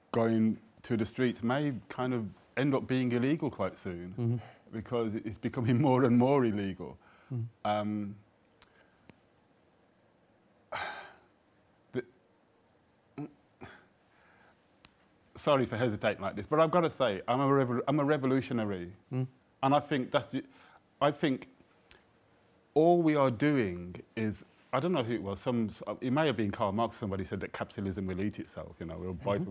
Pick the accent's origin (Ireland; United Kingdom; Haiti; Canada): United Kingdom; Birmingham, West Midlands; I come from Jamaican background and I'm from Birmingham and I support Aston Villa